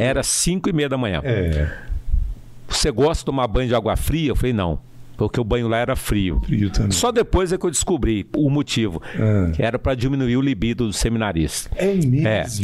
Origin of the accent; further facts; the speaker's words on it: Brasília, Federal District, Brazil; Eu, eu nasci em Brasília, mas a minha família toda é do estado do Piauí